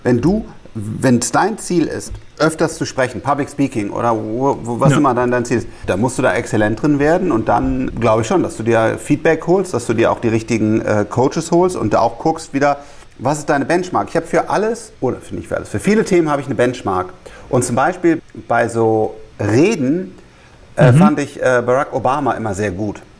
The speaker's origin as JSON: {"language": "German", "region": "Rhineland", "country": "Germany", "said": "ich bin, bin Rheinländer"}